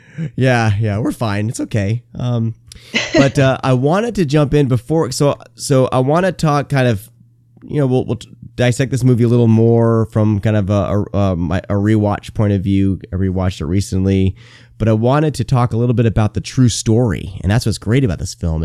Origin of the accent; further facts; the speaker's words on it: Garner, Iowa, United States; also born or lived in Bay Area, California; I grew up in Garner, Iowa, uh, is where I, when I was ten, was relocated to from the Bay Area, California.